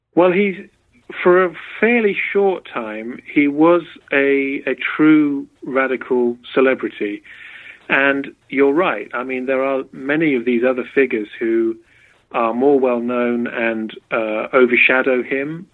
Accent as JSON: {"language": "English", "area": "Berkshire", "region": "South East England", "country": "United Kingdom", "tie": "born or raised there", "also_born_or_lived": "Oxford", "moved": "as an adult", "lives_now": "United States", "said": "I'm from England. I was born in Berkshire, uh, about an hour from London"}